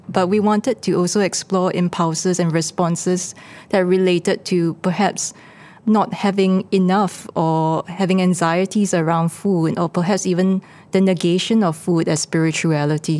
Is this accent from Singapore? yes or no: yes; Singapore; as Singaporeans